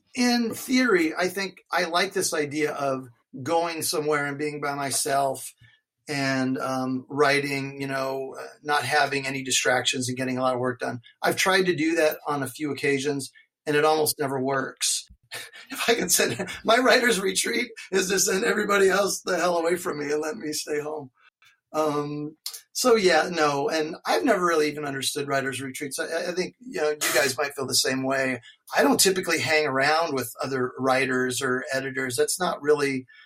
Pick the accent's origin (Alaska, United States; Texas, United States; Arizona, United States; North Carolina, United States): Alaska, United States; I grew up skiing in Alaska